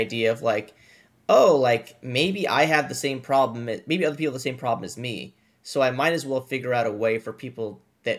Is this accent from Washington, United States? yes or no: yes; Washington, United States; I'm from the area, right? I'm from Washington State.